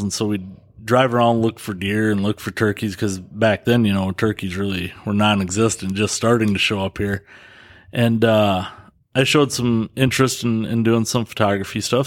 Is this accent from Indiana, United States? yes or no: no; Dodgeville, Wisconsin, United States; born and raised in Dodgeville.